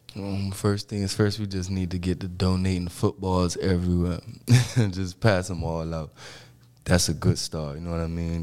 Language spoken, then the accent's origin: English; Miami, Florida, United States; I grew up in Miami Dade County